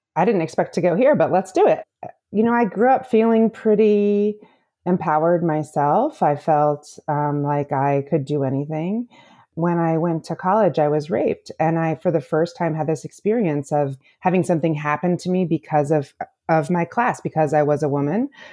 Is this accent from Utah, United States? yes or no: no; Illinois, United States; also born or lived in Michigan; I am from the Midwest. I grew up in Illinois